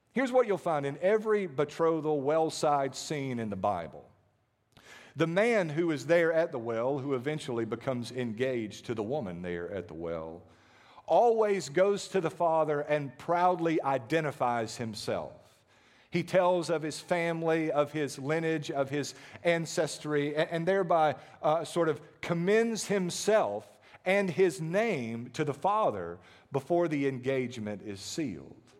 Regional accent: United States; as American Christians

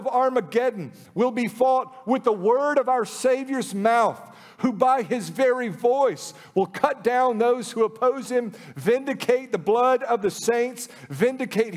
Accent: United States; We live in the lap of luxury as American Christians

